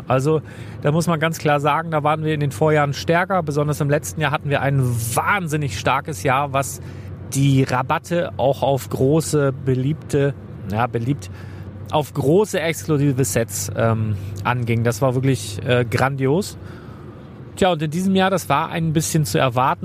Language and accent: German; Northern Germany, Germany; für mich als Norddeutscher